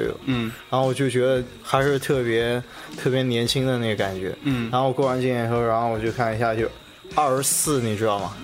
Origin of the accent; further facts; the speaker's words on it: Nanjing, Jiangsu, China; 我从南京